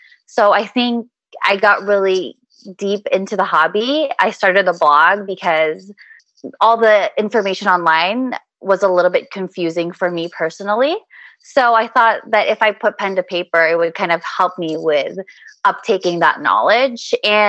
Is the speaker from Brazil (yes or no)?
no; Philippines; Within my culture, I'm Filipino. So within our culture, we have a really, really deep appreciation for food.